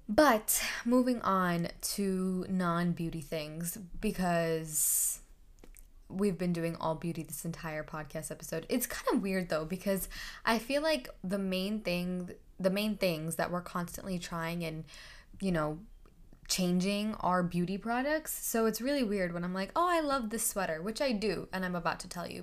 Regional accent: India; I'm Indian

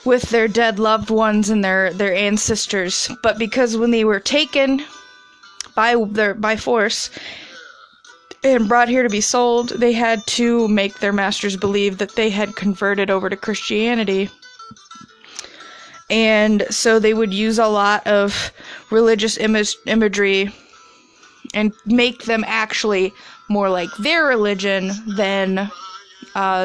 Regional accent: Midwest, United States; an American from the Midwest

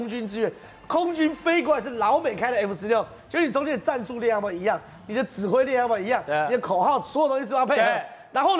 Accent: Taiwan; 这个沙滩是我们台湾人要守

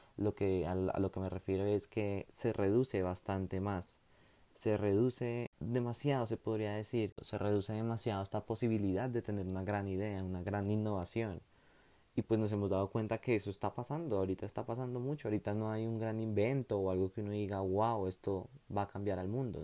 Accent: Bogotá, Colombia; yo soy bogotano.

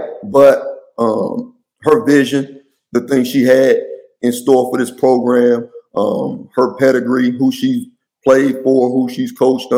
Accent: Miami, Florida, United States; now in Washington, D.C. area, United States; I'm from Miami. We played on double rims in middle school

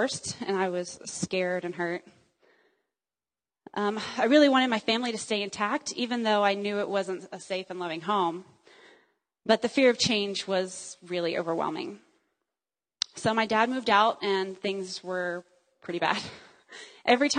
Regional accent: Dallas, Texas, United States; also born or lived in Joplin, Missouri; I was raised as a Texan

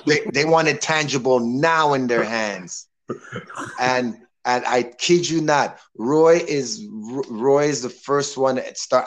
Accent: Toronto, Ontario, Canada; now in Miami, United States; I grew up in Toronto being an orderly

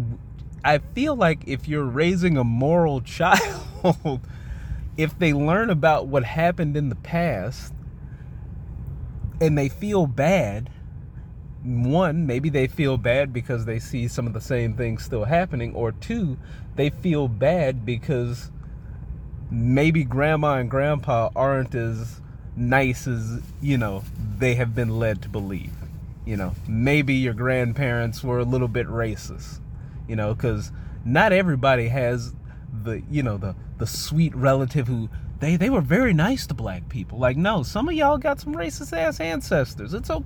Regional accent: Mississippi, United States; moved away; I was born in Mississippi. I spent my elementary school years in the fine education system of the state of Mississippi.

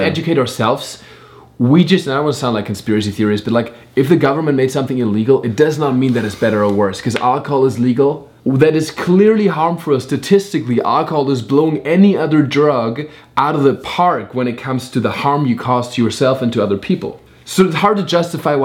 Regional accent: Germany; now in United States; I grew up in Germany

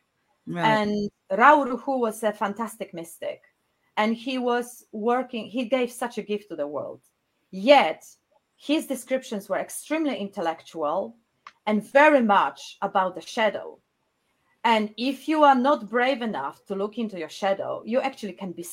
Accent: Poznań, Greater Poland, Poland; English is a second language; moved away as an adult; now in South England, United Kingdom; I was born in Poznań, a beautiful city in Poland, in West Poland

